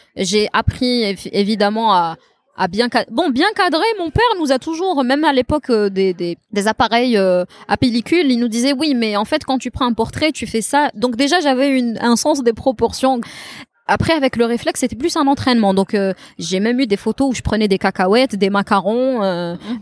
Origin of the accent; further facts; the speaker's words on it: Tizi Ouzou, Tizi Ouzou Province, Algeria; moved away as an adult; also born or lived in Beni Yenni; now in Algiers, Algeria; je suis une fille de Tizi. Je suis née, j'ai grandi à Tizi. Je n'ai jamais vécu à Alger